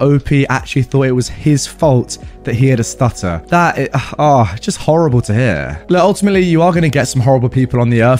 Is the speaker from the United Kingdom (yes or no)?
yes; south of England, United Kingdom; I'm from the south of England